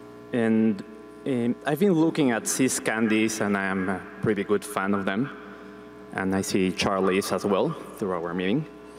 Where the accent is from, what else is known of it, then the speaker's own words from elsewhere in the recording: Panama; from Panama.